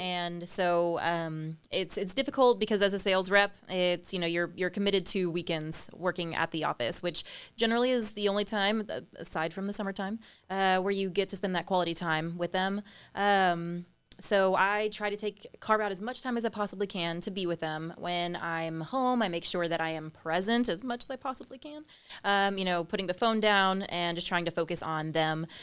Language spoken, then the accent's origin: English; San Antonio, Texas, United States; born or raised there; also born or lived in Austin, Texas